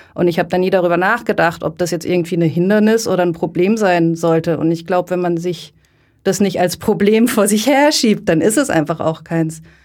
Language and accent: German; Lörrach, Baden-Württemberg, Germany; Ich bin ähm, in der Nähe von Basel in Lörrach groß geworden